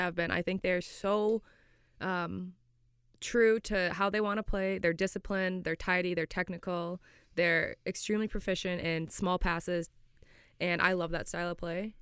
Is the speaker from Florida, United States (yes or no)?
yes; Florida, United States; moved away as an adult; now in Scotland; I'm from Florida